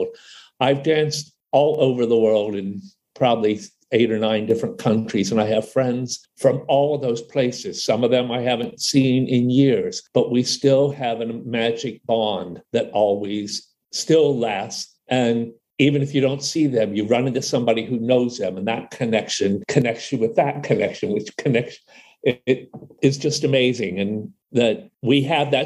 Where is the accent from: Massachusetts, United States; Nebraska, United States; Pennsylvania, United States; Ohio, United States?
Ohio, United States; I grew up in farmland, Ohio.